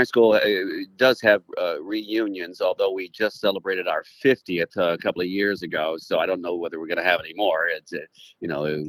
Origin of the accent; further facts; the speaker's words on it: Little Rock, Arkansas, United States; also born or lived in Jonesboro, Arkansas; I was born and raised in Little Rock. What I did was go to Arkansas State University in Jonesboro, and I worked up there for some time. So I'm a resident of both those places, but Little Rock was my